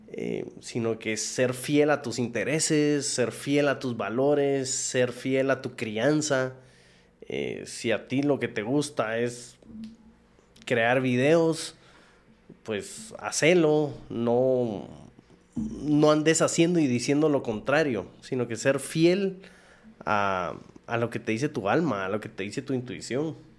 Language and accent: Spanish; Guatemala; moved away as an adult; also born or lived in Taiwan / Dominican Republic; busqué chance en Estados Unidos, no me salió, regresé a Guate